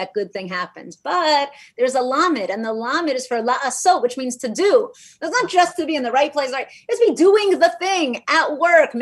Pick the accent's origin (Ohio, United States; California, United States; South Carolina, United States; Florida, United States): Florida, United States; Miami; now in Los Angeles, United States; I grew up in Miami, Florida, and I went to public schools